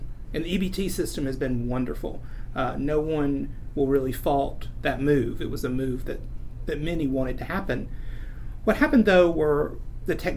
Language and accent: English; Meigs County, Tennessee, United States; I grew up in Meigs County, which was about an hour and a half south of Knoxville